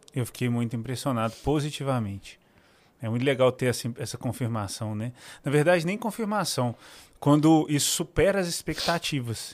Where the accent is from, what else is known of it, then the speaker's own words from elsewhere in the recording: Minas Gerais, Brazil; accent: mineiro; o meu sotaque de mineiro nervoso